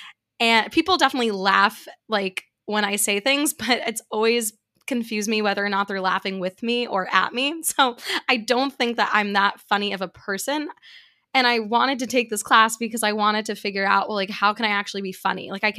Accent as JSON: {"language": "English", "town": "New York City", "region": "New York", "country": "United States", "tie": "born or raised there", "said": "there's certain things that I got away with growing up in New York City that I wrote about that I thought was hilarious"}